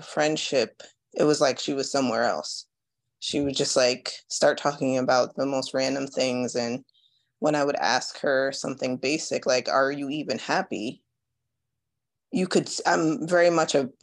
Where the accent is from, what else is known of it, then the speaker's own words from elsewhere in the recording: Jamaica; I was born in Jamaica